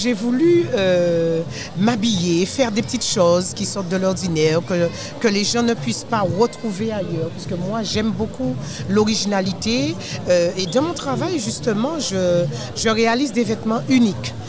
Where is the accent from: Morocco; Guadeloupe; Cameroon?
Guadeloupe; Je suis de la Guadeloupe. Euh, à Bastien plus précisément.